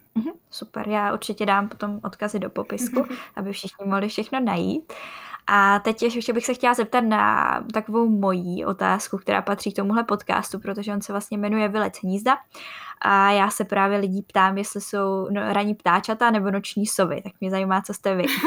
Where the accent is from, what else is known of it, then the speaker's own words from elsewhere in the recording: Czechia; jako Češi